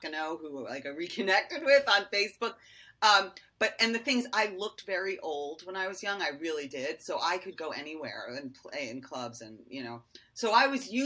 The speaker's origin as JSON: {"language": "English", "town": "Westport", "region": "Connecticut", "country": "United States", "tie": "born or raised there", "also_born_or_lived": "New York City, New York", "said": "I was born in New York City and we moved to Connecticut in the mid 70s"}